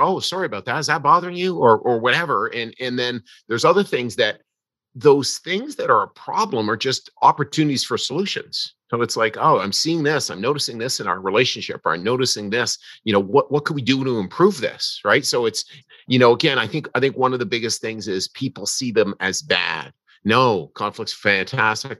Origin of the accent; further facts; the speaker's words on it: Canada; I'm a Canadian.